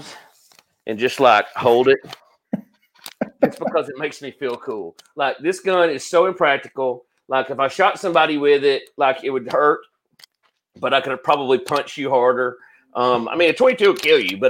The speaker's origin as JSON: {"language": "English", "town": "Guntersville", "region": "Alabama", "country": "United States", "said": "I'm from Gunnersville"}